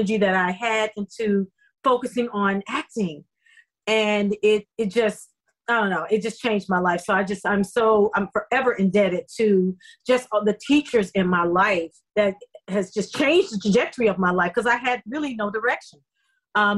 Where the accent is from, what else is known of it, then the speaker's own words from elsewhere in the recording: Dallas, Texas, United States; moved away as an adult; also born or lived in Memphis, Tennessee; now in Los Angeles, United States; I was born in Memphis, Tennessee, and I was there till about seven. And then my mother found a place in Dallas